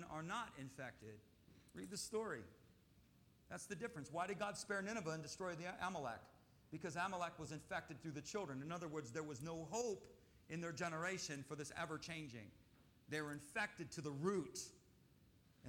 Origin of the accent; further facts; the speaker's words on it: Michigan, United States; I grew up in Michigan